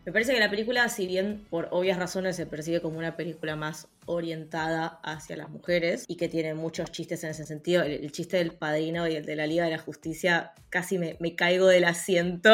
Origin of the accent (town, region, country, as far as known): Argentina